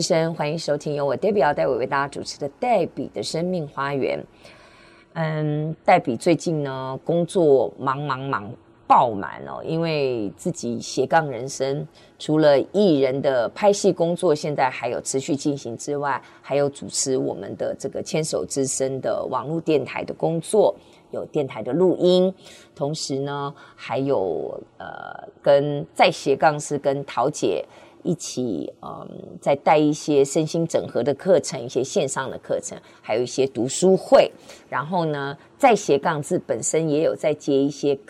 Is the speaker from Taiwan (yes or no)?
yes; Hsinchu, Hsinchu City, Taiwan; born there; 因为我是新竹市出生的